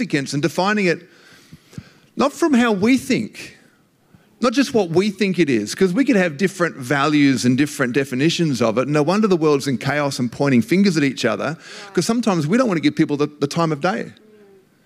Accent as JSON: {"language": "English", "country": "Australia", "said": "being Australian"}